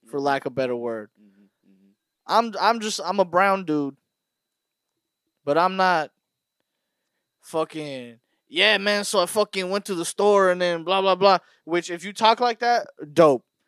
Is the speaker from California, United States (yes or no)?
yes; Burbank, California, United States; I know everybody in Burbank